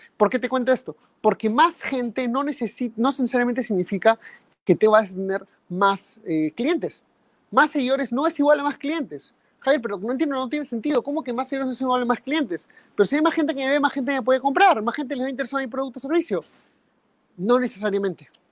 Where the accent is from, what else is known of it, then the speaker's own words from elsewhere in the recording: Peru; en mi país, en Perú